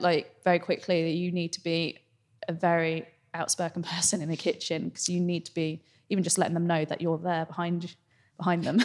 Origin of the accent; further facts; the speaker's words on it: Singapore; now in London, United Kingdom; home is Singapore